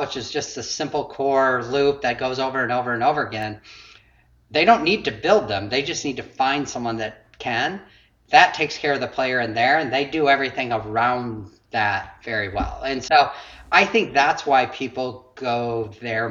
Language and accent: English; Iowa, United States; now in Austin, United States; I come from Iowa originally.